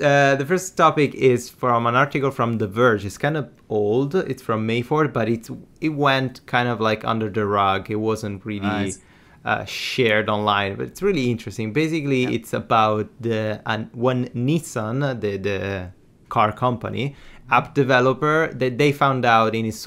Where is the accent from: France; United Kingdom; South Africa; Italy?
Italy; I'm from Italy